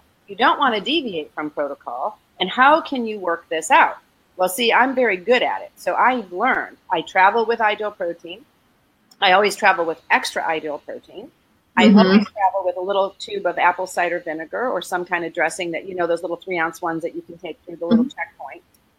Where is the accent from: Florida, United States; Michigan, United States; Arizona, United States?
Florida, United States; because it's the winter and we're from Florida and we don't like cold weather.